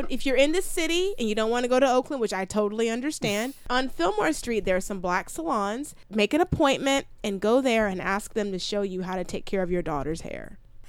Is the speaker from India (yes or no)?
yes; India; I'm an Indian.